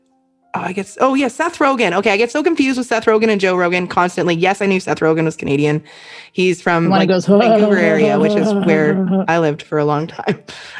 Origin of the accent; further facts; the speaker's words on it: Australia; moved away; I'm still Australian.